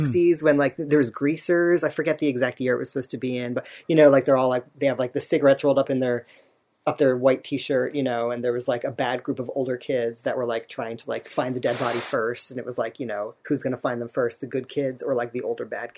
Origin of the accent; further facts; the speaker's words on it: outside of Philadelphia, Pennsylvania, United States; also born or lived in Augusta, Georgia; And then I moved to outside of Philadelphia with my mother